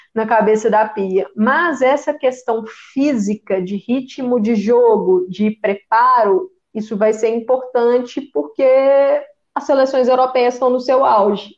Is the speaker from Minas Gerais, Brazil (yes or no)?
yes; Belo Horizonte, Minas Gerais, Brazil; eu sou de Belo Horizonte